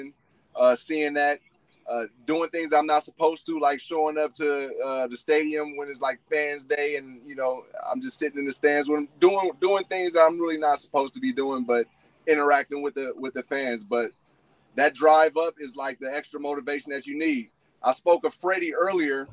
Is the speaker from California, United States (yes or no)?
yes; San Francisco, California, United States; growing up in San Francisco